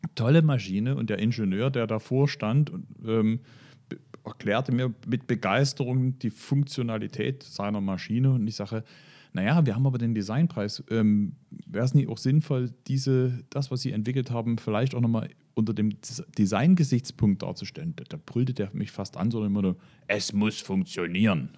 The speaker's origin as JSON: {"language": "German", "town": "Moritzburg", "region": "Saxony", "country": "Germany", "tie": "born or raised there", "said": "weil es mein Heimatort ist"}